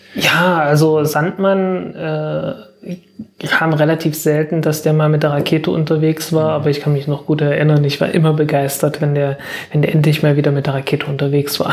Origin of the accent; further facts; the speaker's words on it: Zeitz, Saxony-Anhalt, Germany; ich komme aus Zeitz